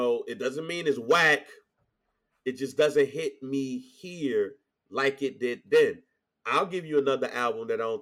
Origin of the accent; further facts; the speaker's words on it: St. Louis, Missouri, United States; I'm from St. Louis